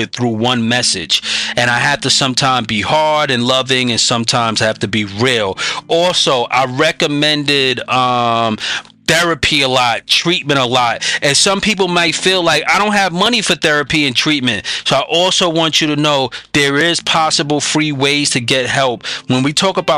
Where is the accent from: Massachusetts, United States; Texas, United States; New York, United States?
New York, United States; I'm a New Yorker